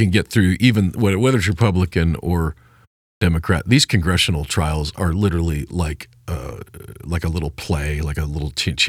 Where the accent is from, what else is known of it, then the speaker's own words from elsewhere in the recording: Superior, Nebraska, United States; And including my hometown of Superior, Nebraska.